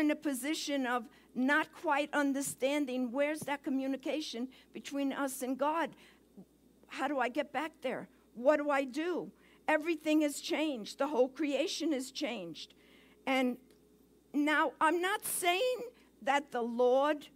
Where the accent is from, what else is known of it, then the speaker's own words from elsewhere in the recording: New York City, New York, United States; accent: Brooklyn; moved away; my accent, you're going to have a little Brooklyn in the house today